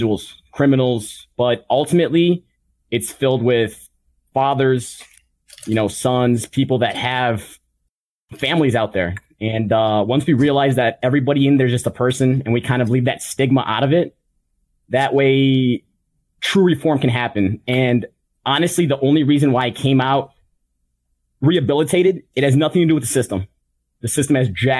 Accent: Chicago, Illinois, United States; I'm from Chicago

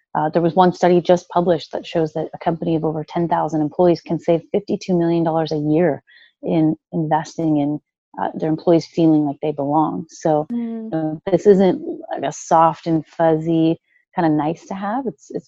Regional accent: Midwest, United States; You know, I grew up in the Midwest. You know, we have a really solid work ethic.

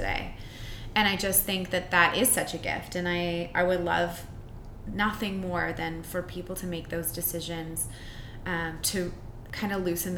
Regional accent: Winnipeg, Manitoba, Canada; moved away; I'm from Winnipeg originally. I've been here for longer than I was there because I'm old now.

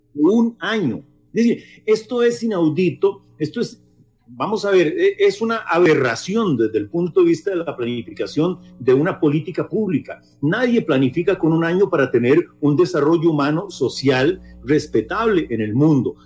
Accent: Costa Rica; nosotros como sociedad costarricense

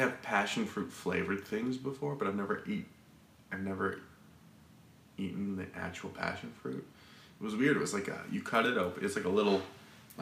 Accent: Arizona, United States; I'm from Arizona

